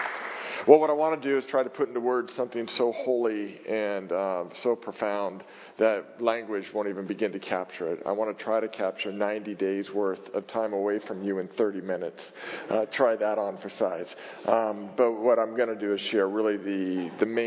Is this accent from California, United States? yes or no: yes; Marin, California, United States; also born or lived in Oakland; I grew up in Marin, but my dad's company was in Oakland